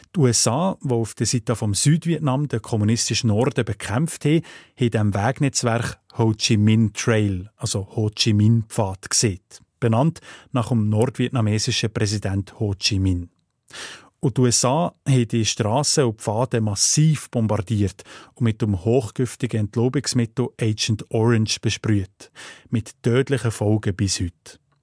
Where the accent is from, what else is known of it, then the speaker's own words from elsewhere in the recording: Sense District, Fribourg, Switzerland; dort, wo ich aufgewachsen bin, im Freiburger Seisenbezirk